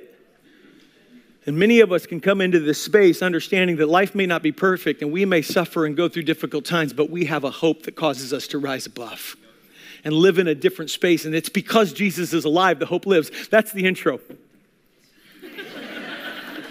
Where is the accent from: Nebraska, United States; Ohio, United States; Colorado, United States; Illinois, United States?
Illinois, United States; Pekin; moved away; I am from Pekin, Illinois.